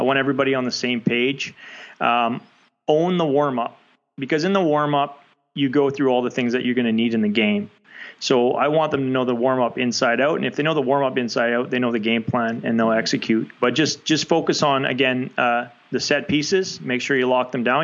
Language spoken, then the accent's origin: English; Canada; as a Canadian